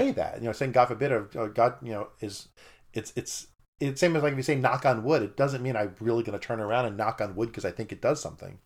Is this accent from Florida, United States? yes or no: no; New York, United States; moved away; I grew up in New York, and to me, Christian meant Catholic